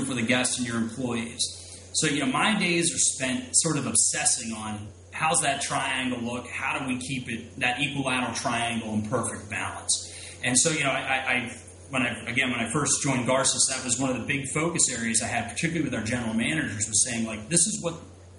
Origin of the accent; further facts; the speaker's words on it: Philadelphia, Pennsylvania, United States; I'm going to stay here in my backyard, my hometown of Philadelphia